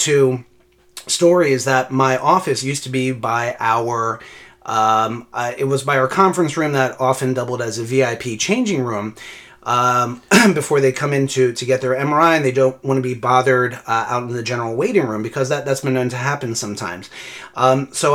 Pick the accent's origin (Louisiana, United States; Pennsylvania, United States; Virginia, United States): Pennsylvania, United States; Philadelphia; Originally born and raised in Philly